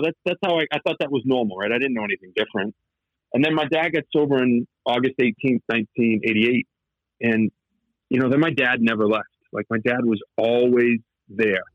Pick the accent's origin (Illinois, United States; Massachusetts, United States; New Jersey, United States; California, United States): Massachusetts, United States; outside of Boston; accent: Boston; moved away as an adult; also born or lived in Los Angeles; I grew up outside of Boston. I'm sure the accent comes through pretty thick